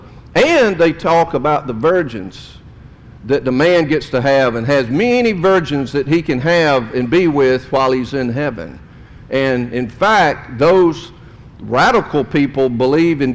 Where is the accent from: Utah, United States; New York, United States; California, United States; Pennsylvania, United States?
Utah, United States; South Jordan; I grew up in South Jordan